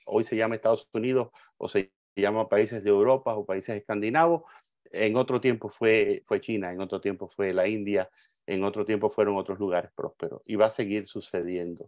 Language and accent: Spanish; Cuba; moved away; yo recuerdo cuando pequeño viviendo en Cuba, yo soy cubano, nací en Cuba socialista